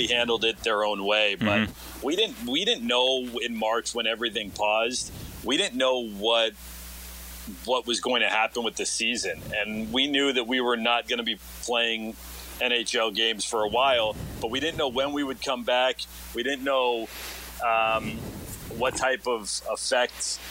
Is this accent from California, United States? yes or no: yes; Los Angeles, California, United States; moved away as an adult; also born or lived in Alaska; now in Dallas, United States; I'm originally from Los Angeles